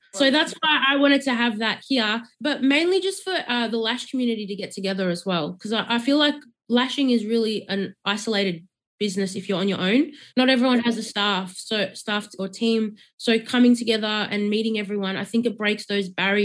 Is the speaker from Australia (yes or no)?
yes; Melbourne, Victoria, Australia; I'm from Melbourne, so I'm not from Sydney.